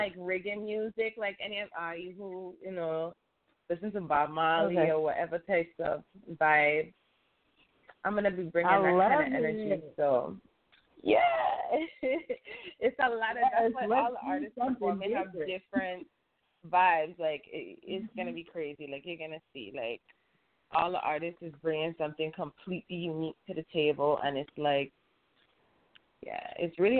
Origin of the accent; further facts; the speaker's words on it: U.S. Virgin Islands; now in Los Angeles, United States; I'm from the Virgin Islands, so, like, I came out here to pursue my music career